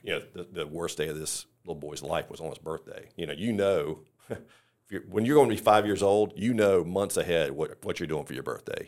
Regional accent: the Carolinas, United States; now in Tampa, United States; we're originally from the Carolinas, but we lived in Tampa for twenty-eight years

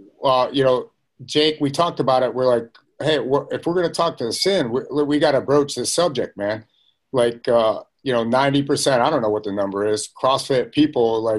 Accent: Bridgeport, Connecticut, United States; I grew up in Bridgeport, Connecticut, not too far, and I used to ride the train through there back in the '70s

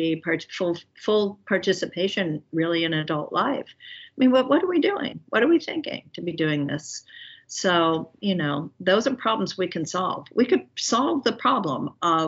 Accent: Philadelphia, Pennsylvania, United States; I grew up in Center City, Philadelphia, and went to public schools all my life

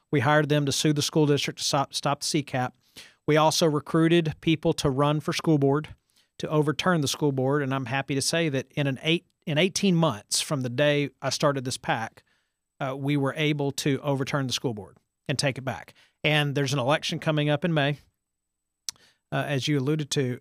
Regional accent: Farmers Branch, Texas, United States; I grew up in Farmers Branch. That's where I was born and raised

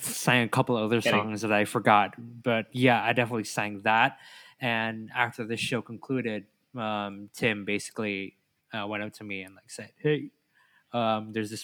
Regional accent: Jakarta, Indonesia; also born or lived in North East England; I'm from Jakarta

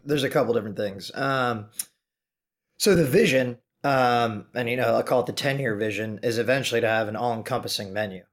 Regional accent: Chicago, Illinois, United States; moved away as an adult; also born or lived in Maine; now in New York City, United States; born and raised in the Chicagoland area.

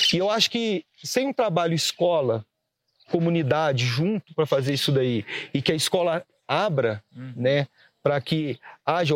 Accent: Barroso, Minas Gerais, Brazil; sou de Barroso

